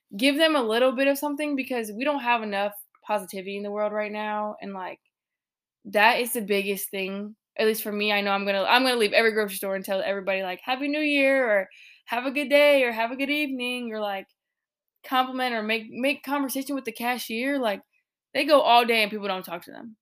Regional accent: Illinois, United States; now in North Carolina, United States; my people from back home in Illinois

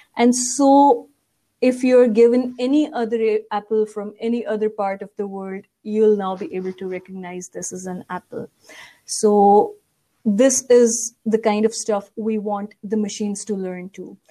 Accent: Pakistan; I was born and raised in Pakistan. Whole of my education is from Pakistan

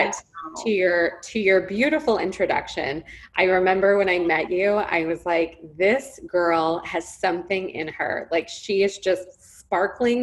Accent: Los Angeles, California, United States; moved away as an adult; now in Scottsdale, United States; I grew up in Los Angeles

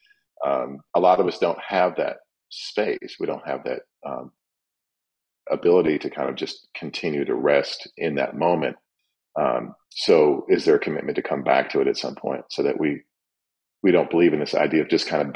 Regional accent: Kalamazoo, Michigan, United States; moved away as an adult; now in Washington, D.C., United States; I've lived here twice as long as I ever did in Kalamazoo, Michigan.

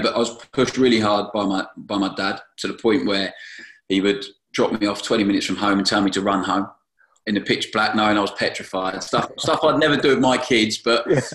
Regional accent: Brighton, South East England, United Kingdom; I was at my hometown club

